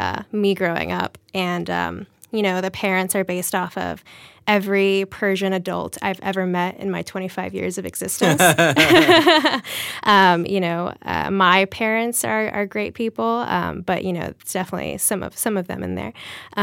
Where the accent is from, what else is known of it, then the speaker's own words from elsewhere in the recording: Charleston, South Carolina, United States; So, you know, I was born in South Carolina, Charleston, South Carolina, and we were the only brown family for miles at the time in the early 90s.